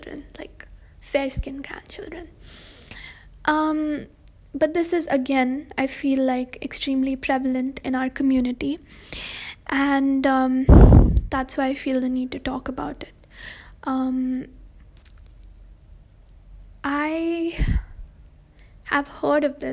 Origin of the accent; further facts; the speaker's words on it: India; I'm brown, I'm Indian, and I am a girl